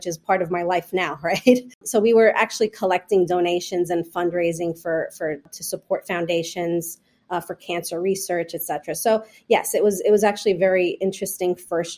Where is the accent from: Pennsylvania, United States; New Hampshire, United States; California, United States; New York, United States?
New York, United States; I am first generation born and raised in New York